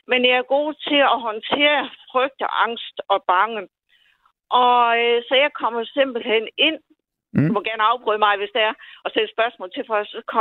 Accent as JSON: {"language": "Danish", "town": "Odense", "region": "Southern Denmark", "country": "Denmark", "accent": "Odense", "said": "Øh, jeg kommer fra Odense."}